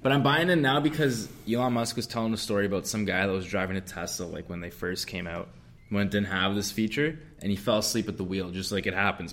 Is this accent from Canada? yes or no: yes; Canada; we're Canadian